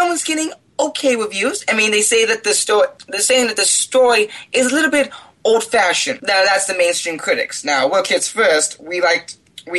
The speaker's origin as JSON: {"language": "English", "region": "Washington", "country": "United States", "tie": "born or raised there", "said": "I grew up in Washington, so I grew up a lot of on the coast side"}